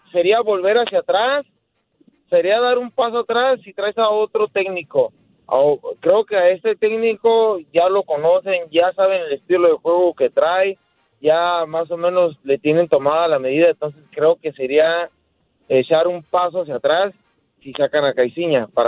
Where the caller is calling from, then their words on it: Phoenix, Arizona, United States; Habla …, acá de Phoenix, Arizona.